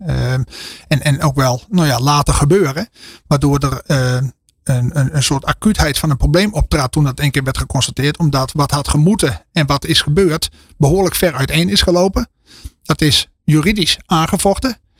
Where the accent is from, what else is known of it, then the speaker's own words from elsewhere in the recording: Friesland, Netherlands; Ik kom uit Friesland, ben er niet geboren.